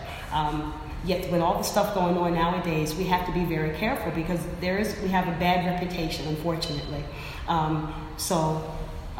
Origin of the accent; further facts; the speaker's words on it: New Jersey, United States; moved away as an adult; also born or lived in Philadelphia; now in New York, United States; I grew up in New Jersey, South Jersey